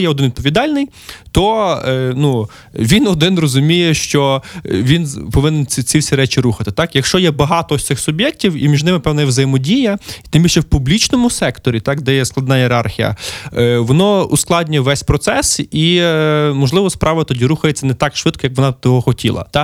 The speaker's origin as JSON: {"language": "Ukrainian", "town": "Lviv", "region": "Lviv Oblast", "country": "Ukraine", "tie": "born or raised there", "said": "мій рідний Львів"}